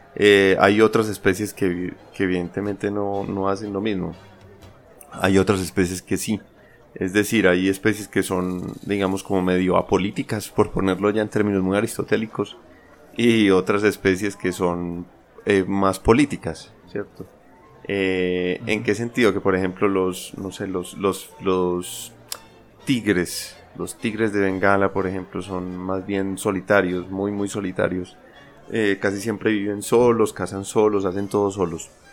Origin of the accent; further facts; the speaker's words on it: Colombia; moved away; also born or lived in France; en mi país normalmente, pues en Colombia